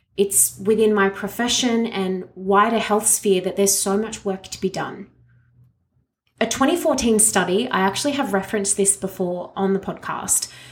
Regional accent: Australia; me as an Australian

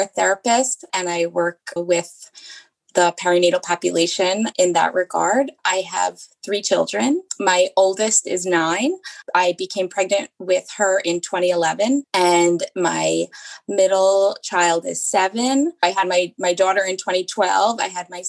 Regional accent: Long Island, New York, United States; also born or lived in Queens; I'm born and raised on Long Island.

